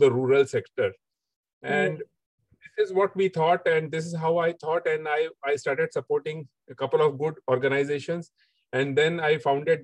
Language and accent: English; Mumbai, Maharashtra, India; also born or lived in Dubai; back at our home in Mumbai with my parents